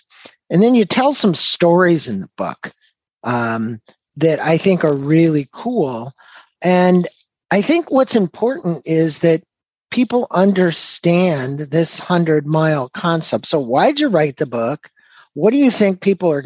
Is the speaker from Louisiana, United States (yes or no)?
no; Southern California, United States; also born or lived in St. Louis, Missouri; I lived there until I was 7 years old. Then I moved to Southern California